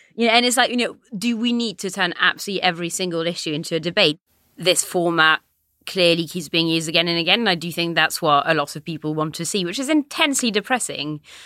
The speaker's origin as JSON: {"language": "English", "country": "France", "tie": "born or raised there", "moved": "yes", "lives_now": "United Kingdom", "said": "I'm French, I grew up in France"}